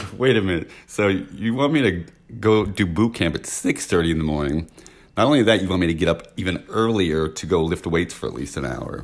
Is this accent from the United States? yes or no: yes; San Francisco, California, United States; I'm from San Francisco